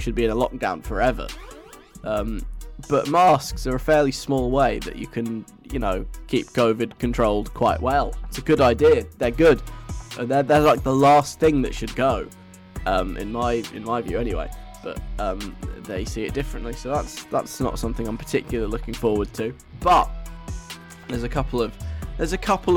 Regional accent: England, United Kingdom; I'm English

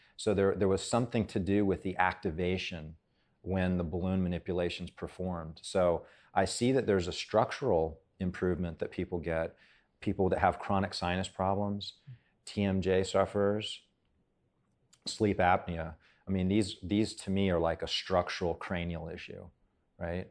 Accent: Hawaii, United States; moved away; I grew up in Hawaii

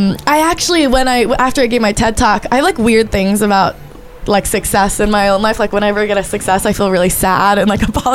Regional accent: Portland, Oregon, United States; also born or lived in New York City, New York; growing up in Chinatown for a little bit and then going to Portland

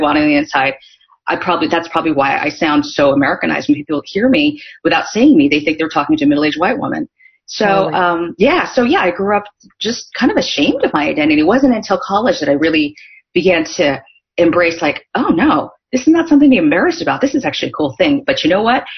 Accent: Northern California, United States; also born or lived in South Korea; I grew up in Northern California

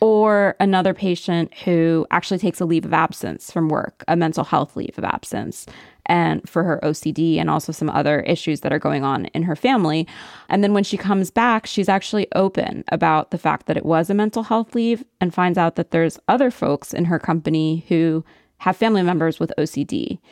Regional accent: central Pennsylvania, United States; moved away; my hometown, which was a predominantly white, centralish Pennsylvania upper middle class town

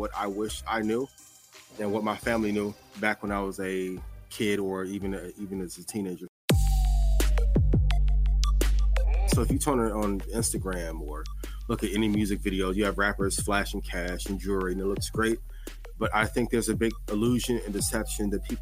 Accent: East Chicago, Indiana, United States; I'm originally from East Chicago, Indiana.

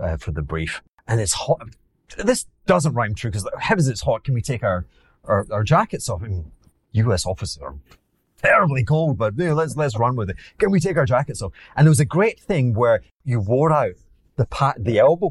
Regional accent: Glasgow, Scotland, United Kingdom; accent: Glaswegian; moved away; also born or lived in Edinburgh; my Glaswegian accent

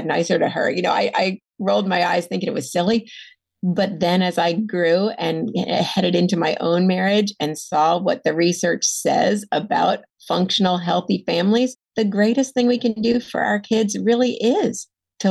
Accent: the South, United States; also born or lived in Atlanta; I felt like a fraud as a Southerner

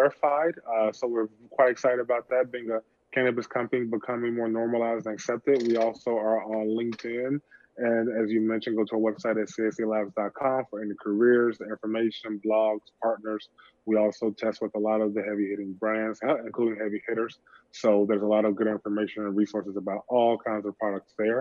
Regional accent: Chattanooga, Tennessee, United States; moved away; I'm from Chattanooga, Tennessee, a small railroad town on the East Coast

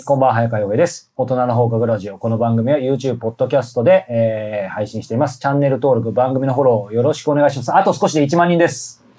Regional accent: Japan; accent: Japanese accent (in English); 僕の英語が日本語的アクセントだった

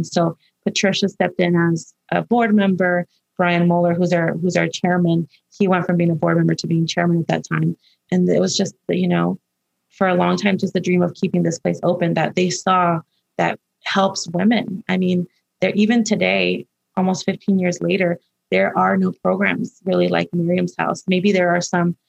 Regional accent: Los Angeles, California, United States; when I was growing up in Highland Park

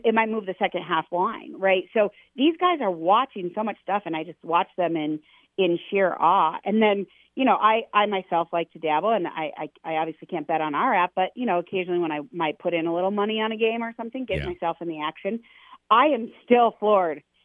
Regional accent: Wyoming, United States; I am from Wyoming

